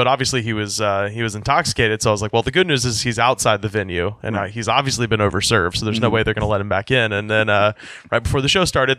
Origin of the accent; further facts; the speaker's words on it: Alabama, United States; now in Los Angeles, United States; I've been living in Los Angeles since 2012. I'm originally from Alabama, though.